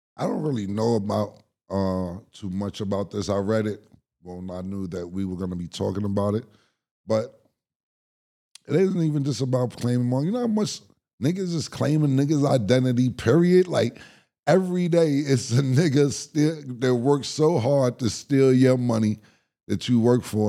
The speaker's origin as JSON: {"language": "English", "town": "New York City", "region": "New York", "country": "United States", "said": "I'm from Harlem"}